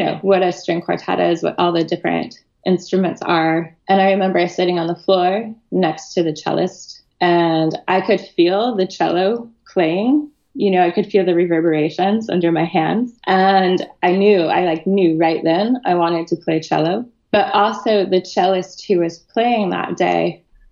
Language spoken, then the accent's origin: English; Boulder, Colorado, United States; I grew up outside of Boulder, Colorado